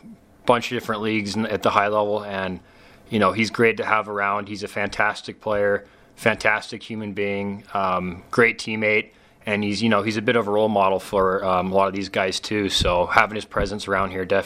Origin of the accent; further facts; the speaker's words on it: Maverik Center area, Utah, United States; my hometown team